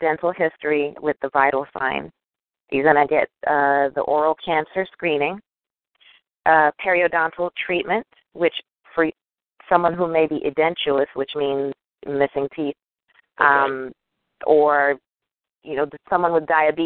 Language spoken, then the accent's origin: English; New York, United States; moved away as an adult; also born or lived in North Carolina; I am a New Yorker